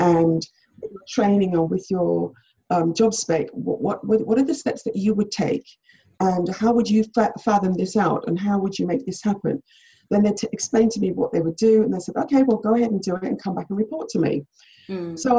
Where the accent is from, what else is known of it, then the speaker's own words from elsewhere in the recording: Jamaica; I was born in Jamaica